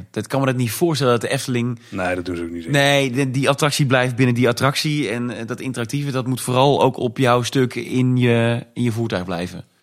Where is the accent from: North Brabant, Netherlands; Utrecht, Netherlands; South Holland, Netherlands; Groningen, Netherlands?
North Brabant, Netherlands; Tilburg; moved away; ik kom uit Tilburg